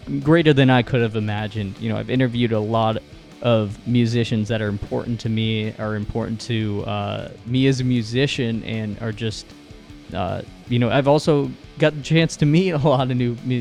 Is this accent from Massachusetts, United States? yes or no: no; New York, United States; We're both from New York